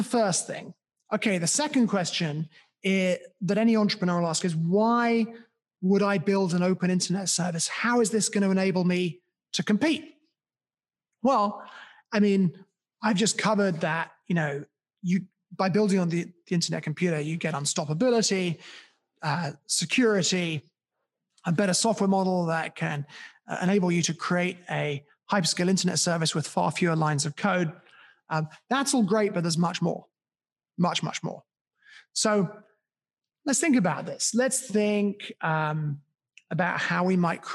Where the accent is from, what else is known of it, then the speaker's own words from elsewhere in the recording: United Kingdom; my hometown. In my hometown in the UK